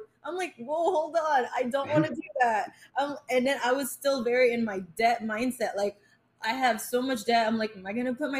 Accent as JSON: {"language": "English", "region": "New York", "country": "United States", "tie": "born or raised there", "also_born_or_lived": "Philippines", "moved": "as an adult", "lives_now": "California, United States", "said": "I grew up in New York."}